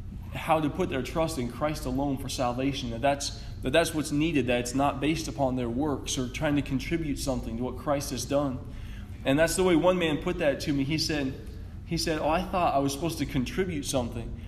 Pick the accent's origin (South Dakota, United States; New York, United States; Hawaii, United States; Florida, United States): South Dakota, United States; Rapid City; moved away as an adult; also born or lived in Cameroon; I grew up near Rapid City